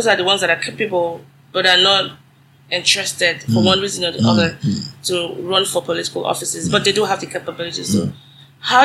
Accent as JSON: {"language": "English", "country": "Nigeria", "moved": "yes", "lives_now": "United States", "said": "I'm a Nigerian in the diaspora. I live in the US and I'm proudly Nigerian"}